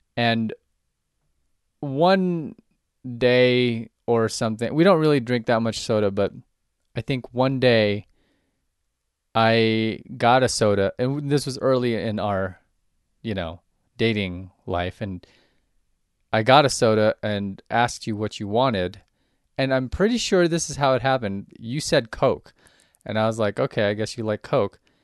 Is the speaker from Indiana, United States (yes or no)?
no; Southern California, United States; moved away; I grew up in Southern California